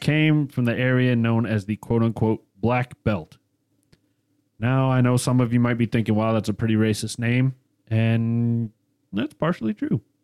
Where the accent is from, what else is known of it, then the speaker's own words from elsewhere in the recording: the South, United States; accent: southern; my southern accent